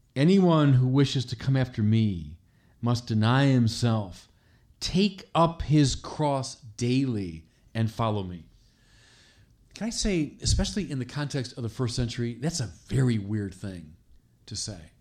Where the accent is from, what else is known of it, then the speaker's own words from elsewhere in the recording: Chicago, Illinois, United States; my hometown of Chicago